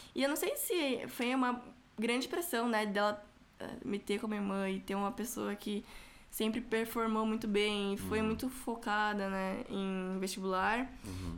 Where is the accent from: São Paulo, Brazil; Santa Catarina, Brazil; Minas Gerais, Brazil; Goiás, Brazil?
São Paulo, Brazil; eu, fui criada, nasci, fui criada na, na Zona Leste